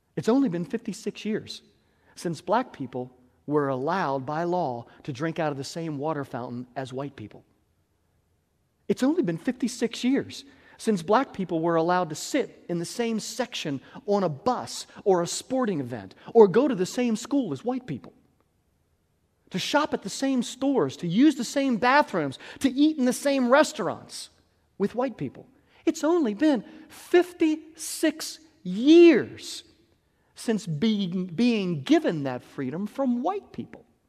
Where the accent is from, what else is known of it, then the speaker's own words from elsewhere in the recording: United States; I was born white in America